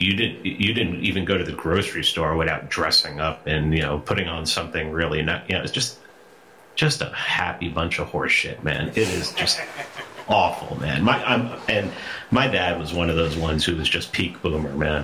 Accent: New York City, New York, United States; moved away; growing up in New York City

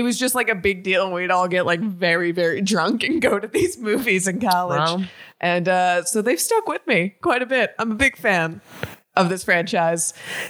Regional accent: Miami, Florida, United States; born or raised there

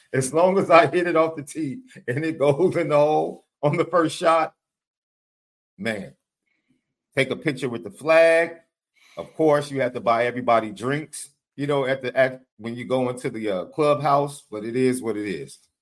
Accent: Chicago, Illinois, United States; I'm from Chicago

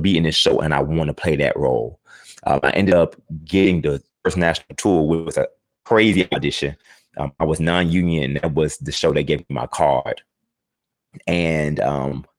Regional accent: Houston, Texas, United States; I'm originally from Houston, Texas, the southeast side of Houston

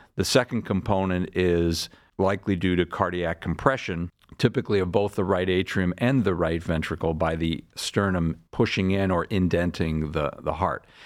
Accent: Larchmont, New York, United States; moved away as an adult; also born or lived in Boston; now in Cleveland, United States; I'm from uh, a town outside of New York City called Larchmont, New York. That's where I grew up

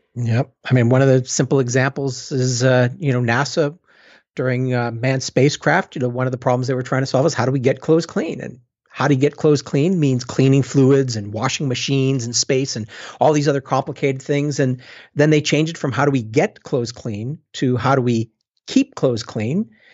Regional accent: Boston, Massachusetts, United States; moved away; also born or lived in London; I'm from Boston originally

